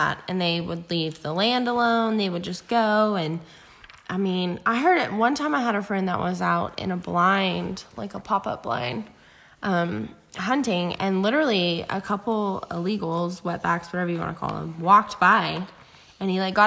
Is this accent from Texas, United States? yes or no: yes; Pipe Creek, Texas, United States; my sister and I grew up in Pipe Creek